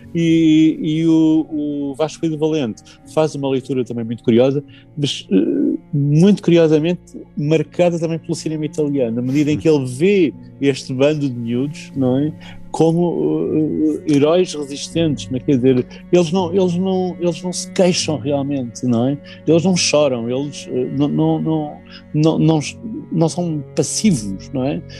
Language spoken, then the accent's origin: Portuguese; Portugal; como português